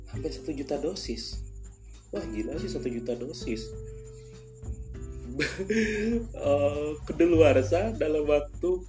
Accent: Denpasar, Bali, Indonesia; kita tahu sebagai warga Bali lebih tepatnya warga Denpasar

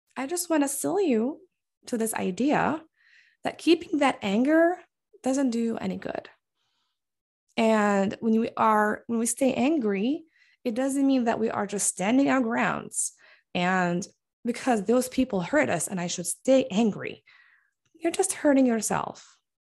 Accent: Bethlehem, West Bank, Palestine; now in Michigan, United States; we got married in Palestine, specifically in Bethlehem, the city where I was born and raised

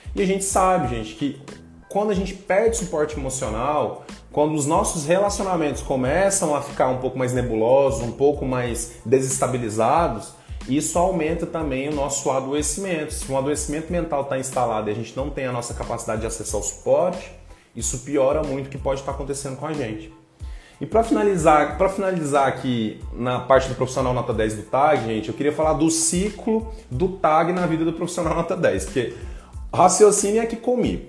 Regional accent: Goiânia, Goiás, Brazil; moved away; vem lá da minha terra, lá de Goiás

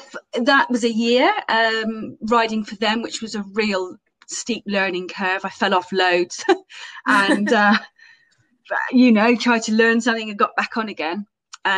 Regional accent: Camborne, South West England, United Kingdom; I am from Camborne, so kind of West Cornwall.

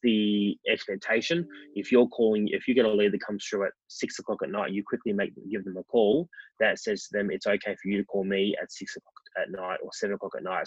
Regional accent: Melbourne, Victoria, Australia; I grew up in Melbourne, um, in the western suburbs

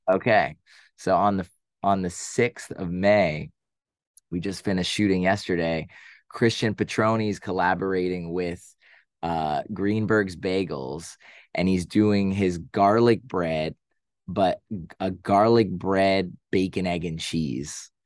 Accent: Boston, Massachusetts, United States; now in New York City, United States; I am from Boston.

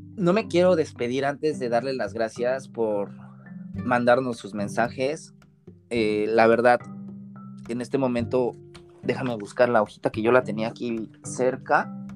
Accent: Puebla, Mexico; moved away as an adult; now in Japan; Para la gente que no es de México, poblano, yo soy de la ciudad de Puebla

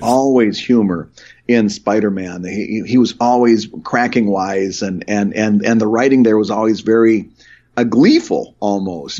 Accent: Michigan, United States; the small town I grew up in in Michigan

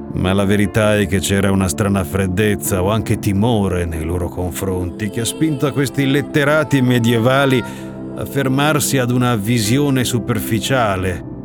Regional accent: Ferrara, Emilia-Romagna, Italy; Siamo a Ferrara, la mia città d'origine nella quale sono cresciuto per un po'.

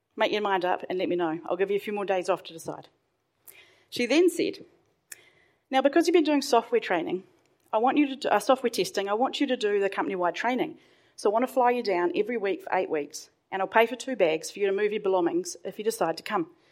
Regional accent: Hawke's Bay, New Zealand; I grew up in Hawke's Bay, and at the time, that's on the east coast of North Island

